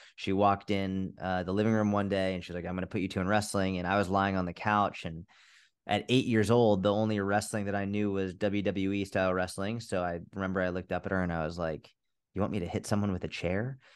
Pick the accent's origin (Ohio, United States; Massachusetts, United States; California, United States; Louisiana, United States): Massachusetts, United States; just outside Boston; also born or lived in Middle East; I grew up just outside Boston, Massachusetts